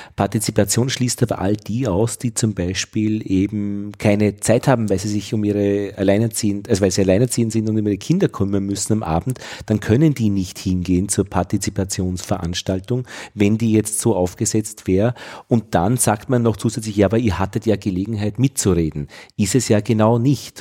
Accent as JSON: {"language": "German", "region": "Vienna", "country": "Austria", "said": "als Wiener"}